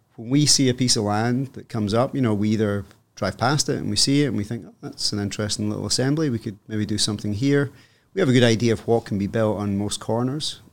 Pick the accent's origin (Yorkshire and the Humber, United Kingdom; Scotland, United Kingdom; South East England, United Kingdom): Scotland, United Kingdom; moved away as an adult; also born or lived in Hong Kong; now in Toronto, Canada; I am Scottish